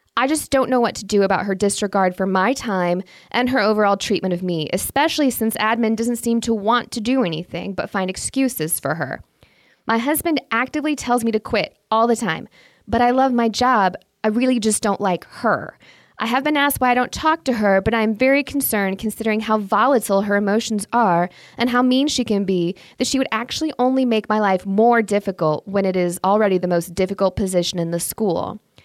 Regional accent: Indiana, United States; now in Michigan, United States; since I was raised in Indiana and now live in Michigan, I am thoroughly Midwestern

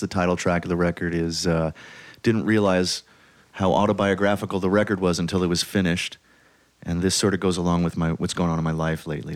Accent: New York City, New York, United States; I'm from Brooklyn.

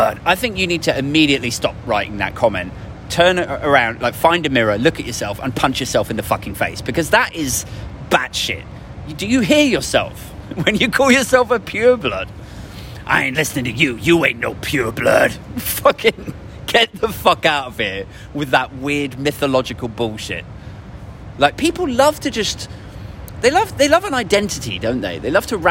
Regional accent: United Kingdom; we're British

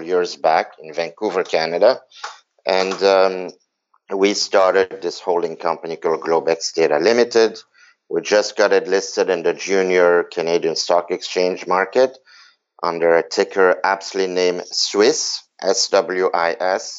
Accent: Belgium; moved away; also born or lived in New York / San Francisco; I was born in Belgium

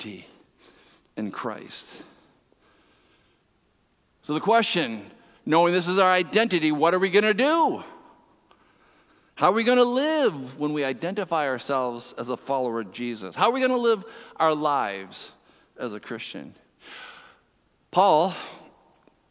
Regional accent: East Coast, Atlantic Canada, Canada; now in Ontario, Canada; I'm from the East Coast

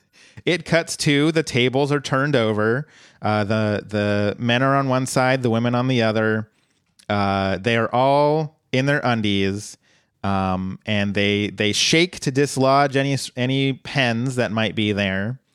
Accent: Colorado, United States; born or raised there; moved away

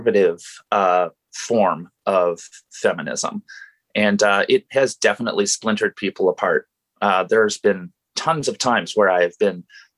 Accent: Portland, Oregon, United States; I've grown up in Portland in the Pacific Northwest

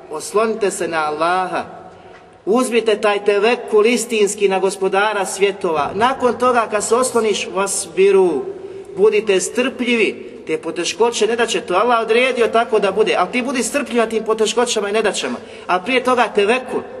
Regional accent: Bosnia & Herzegovina

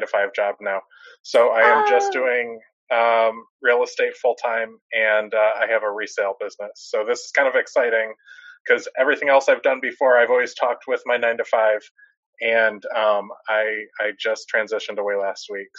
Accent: Dallas, Texas, United States; I'm 39 years old. I'm from Dallas, Texas

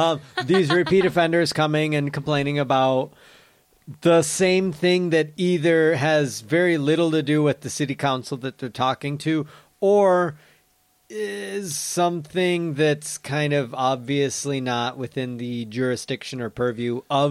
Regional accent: Michigan, United States; moved away; my hometown back in Michigan

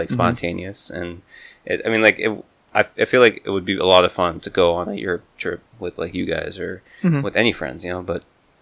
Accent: Wisconsin, United States; moved away; I'm originally from Wisconsin

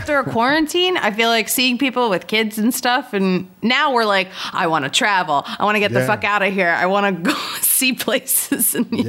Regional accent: outside Philadelphia, Pennsylvania, United States; I grew up like 10 minutes outside

